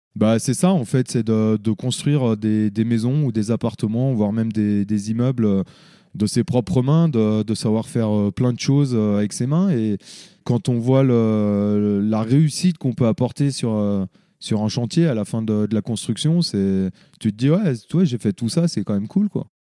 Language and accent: French; Le Grand-Bornand, Auvergne-Rhône-Alpes, France; also born or lived in Annecy; je suis né euh, à Annecy, mais euh, j'ai toujours habité ici, au Grand Bornand. Donc, j'ai grandi ici